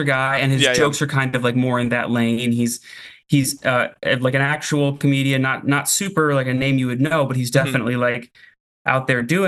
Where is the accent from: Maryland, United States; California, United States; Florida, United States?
Florida, United States; moved away as an adult; also born or lived in Buffalo, New York; now in Portland, United States; I was born in Buffalo and then went to high school in Florida. My family moved there